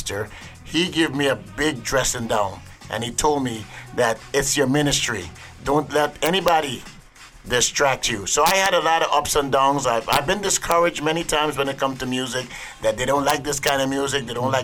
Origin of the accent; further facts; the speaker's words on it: Guyana; moved away as an adult; now in New York, United States; growing up in Guyana